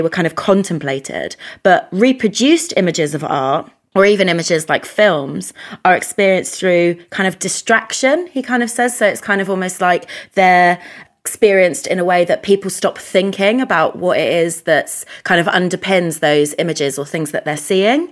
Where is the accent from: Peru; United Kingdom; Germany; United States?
United Kingdom; first language English; i'm english polish but the problem is is well i'm british polish but the problem is that my first language is english